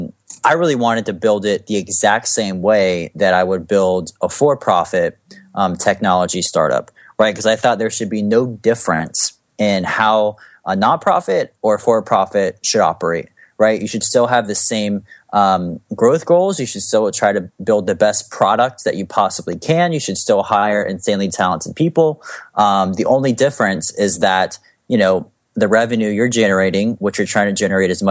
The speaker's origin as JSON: {"language": "English", "country": "United States", "tie": "born or raised there", "said": "I was born in America"}